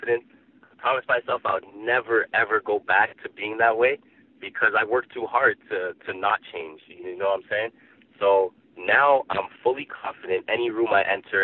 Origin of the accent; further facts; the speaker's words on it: Toronto, Ontario, Canada; I grew up in Toronto, born and raised